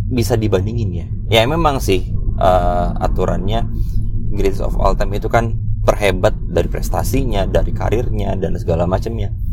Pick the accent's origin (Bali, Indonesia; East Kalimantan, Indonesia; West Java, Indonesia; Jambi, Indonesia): East Kalimantan, Indonesia; Samarinda; moved away as an adult; startup di kotaku di Samarinda kemudian setelah itu di 2016 ya karena aku waktu itu eh, 2015 tuh lulus S1 2016 tuh ada kesempatan buat jadi asdos uh, di kampus lain